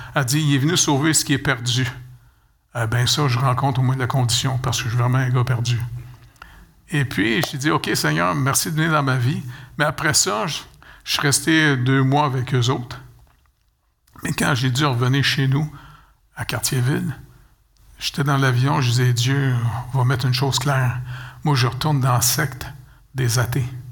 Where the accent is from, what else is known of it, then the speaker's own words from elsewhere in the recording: Montreal, Quebec, Canada; je suis né au Canada